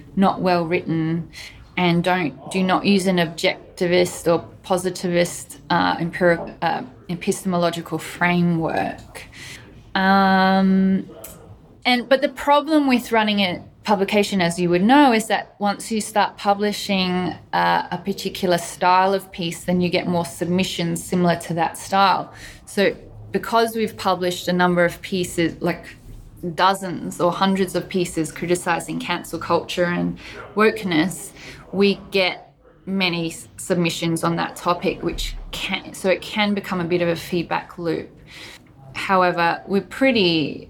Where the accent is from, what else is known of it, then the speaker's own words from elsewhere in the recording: Australia; I'm Australian